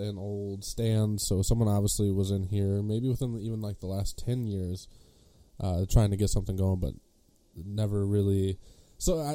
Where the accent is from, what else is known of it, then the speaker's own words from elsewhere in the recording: Monroe, Michigan, United States; I am a filmmaker from Monroe, Michigan